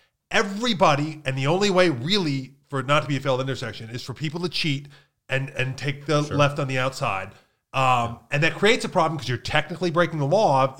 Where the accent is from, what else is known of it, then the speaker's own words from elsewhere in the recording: Pennsylvania, United States; because they were kind of equidistant from where we grew up in Pennsylvania.